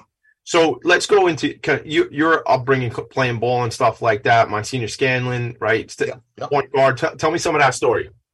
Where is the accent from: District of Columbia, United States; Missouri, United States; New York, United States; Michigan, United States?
New York, United States; Franklin Square; I grew up in Franklin Square